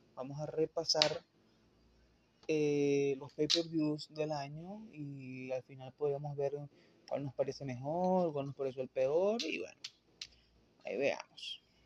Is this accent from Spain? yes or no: no; Venezuela; yo soy venezolano